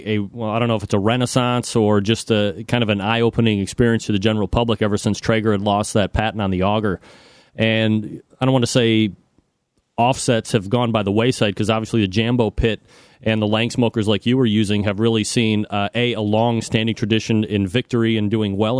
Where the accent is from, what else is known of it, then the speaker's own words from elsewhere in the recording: Cleveland, Ohio, United States; I'm from Cleveland